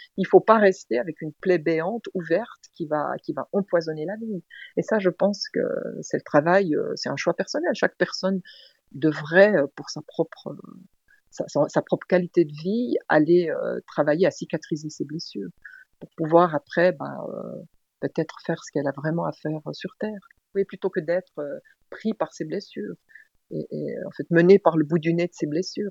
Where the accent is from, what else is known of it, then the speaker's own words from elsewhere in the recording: Switzerland; je suis suissesse, j'habite en Suisse.